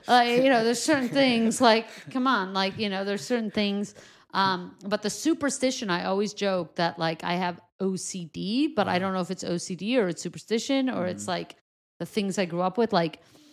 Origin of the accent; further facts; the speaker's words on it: New York City, New York, United States; So, I was born in Crown Heights.